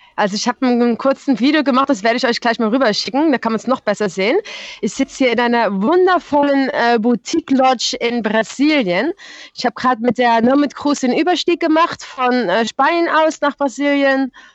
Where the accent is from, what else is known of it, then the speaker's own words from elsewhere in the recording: Netherlands; German is a second language; moved away as an adult; also born or lived in Germany; ich bin in Deutschland geboren. Ähm, ich bin aber schon mit sechs Jahren nach Holland umgezogen.